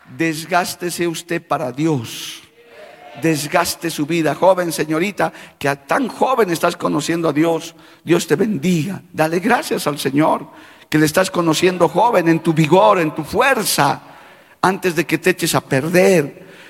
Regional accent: Bolivia; como boliviano de tierra adentro que soy

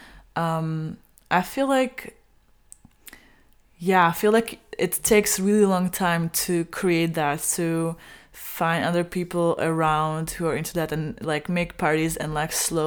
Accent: Czechia; I'm from the Czech Republic

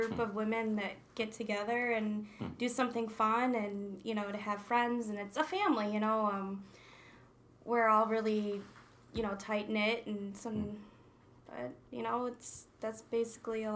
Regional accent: Rome, New York, United States; I'm from Rome.

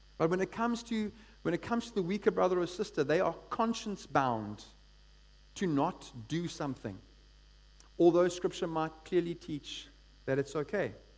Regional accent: East London, Eastern Cape, South Africa; now in Cape Town, South Africa; I come from East London

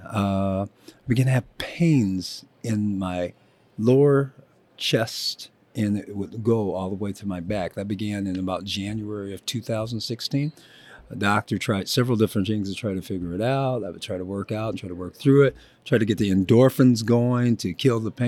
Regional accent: Joliet, Illinois, United States; moved away as an adult; I grew up in Joliet, Illinois, family of eight, hardworking Midwestern family.

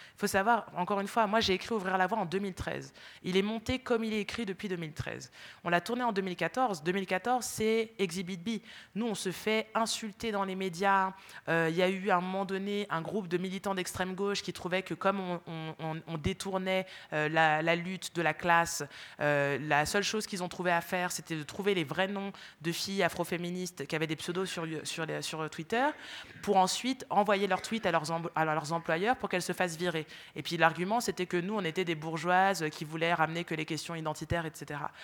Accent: France; born or raised there

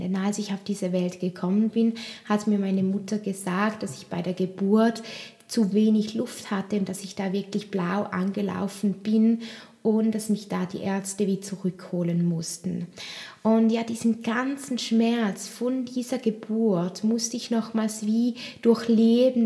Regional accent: Switzerland; bei uns, bei uns in der Schweiz

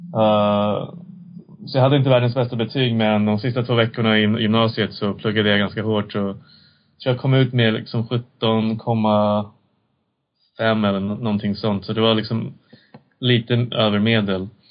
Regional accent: Sweden; also born or lived in China / United States; jag växte upp i Sverige

